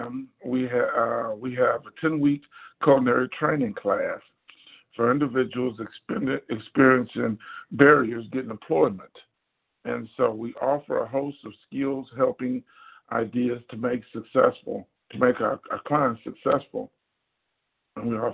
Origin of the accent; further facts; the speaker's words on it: Houston, Texas, United States; also born or lived in Baltimore; I'm from Acres Homes, which is north side of Houston, and I went to Eisenhower. I graduated from Eisenhower